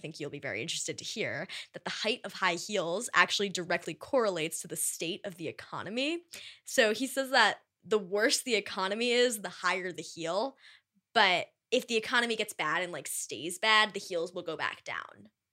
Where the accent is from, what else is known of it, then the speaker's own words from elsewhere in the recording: East Coast, United States; I am from the East Coast